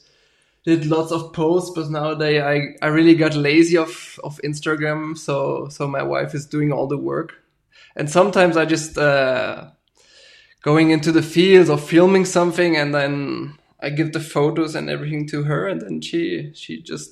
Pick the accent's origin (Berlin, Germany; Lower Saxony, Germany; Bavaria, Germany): Berlin, Germany; moved away as an adult; now in Brazil; I was born in Germany, right? I'm from Berlin. I'm originally an urban guy.